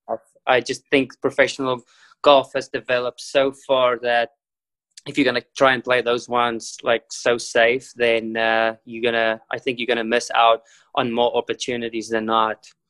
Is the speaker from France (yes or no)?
no; South Africa; I was born in South Africa